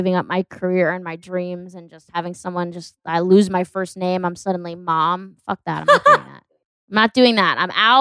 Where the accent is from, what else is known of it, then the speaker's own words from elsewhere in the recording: Connecticut, United States; now in Los Angeles, United States; I'm from Connecticut, East Coast